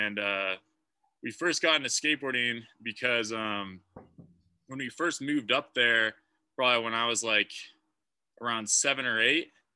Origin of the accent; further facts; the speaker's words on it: Hood River, Oregon, United States; moved away as an adult; also born or lived in Salt Lake City, Utah; now in Littleton, United States; I'm from Hood River, Oregon originally, and I've lived there like most of my life